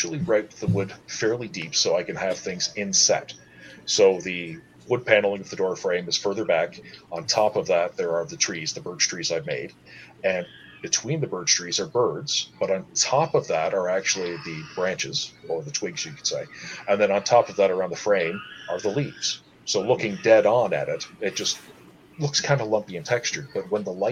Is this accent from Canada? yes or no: yes; Wasaga Beach, Ontario, Canada; growing up in Wasaga Beach, there wasn't the population there was now.